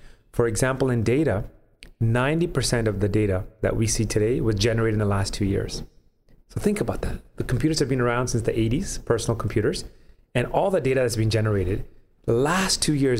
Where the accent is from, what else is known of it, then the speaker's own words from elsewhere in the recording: Canada; some of the challenges that I recall growing up in Canada, dealing with my peers as well when we graduated from university